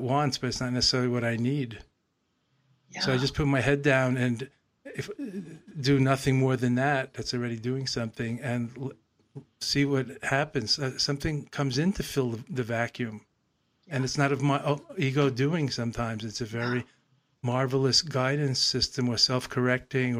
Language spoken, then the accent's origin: English; New York, United States; was growing up in New York, motor mind and motor mouth, as I did in the 50s and 60s